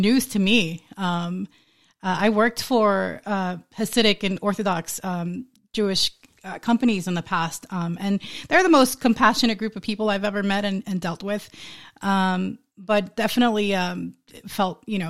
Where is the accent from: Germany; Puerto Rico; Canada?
Puerto Rico; English is a second language; moved away; also born or lived in New York; I grew up in a Baptist church in Puerto Rico